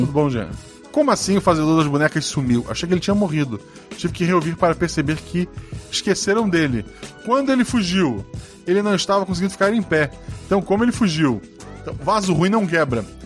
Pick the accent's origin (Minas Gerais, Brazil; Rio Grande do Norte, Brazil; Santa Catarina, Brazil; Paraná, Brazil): Santa Catarina, Brazil; Florianópolis; eu sou de Florianópolis